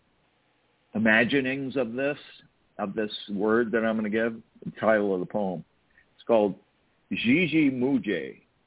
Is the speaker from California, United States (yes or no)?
yes; California, United States; I'm from California